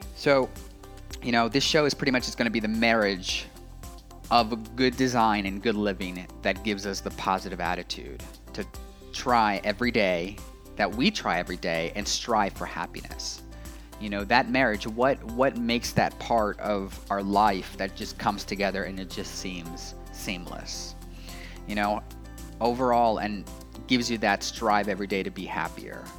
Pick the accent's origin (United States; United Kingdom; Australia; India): United States; Los Angeles, California; moved away as an adult; also born or lived in Asheville, North Carolina; I was raised in Los Angeles, California